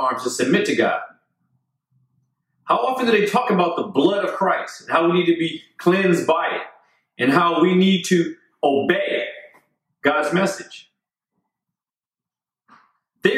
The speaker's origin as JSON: {"language": "English", "country": "United States", "said": "I'm an American."}